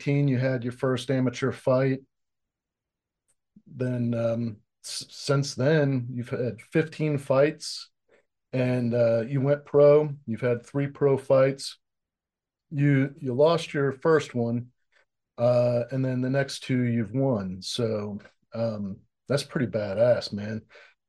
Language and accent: English; Orlando, Florida, United States; I'm native Orlandoan